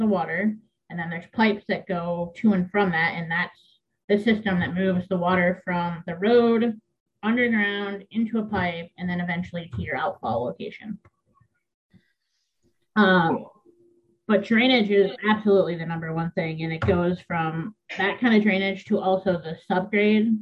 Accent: Michigan, United States; moved away as an adult; now in Maine, United States; in my home state of Michigan still.

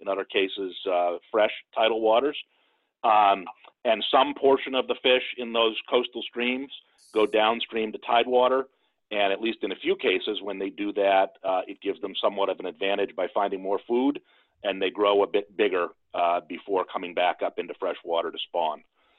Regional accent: Maine, United States; moved away as an adult; grew up in Maine and have been back since 1994.

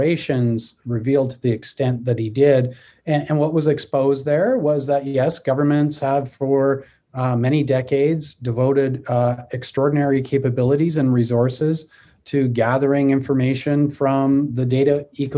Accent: Canada; I'm a Canadian

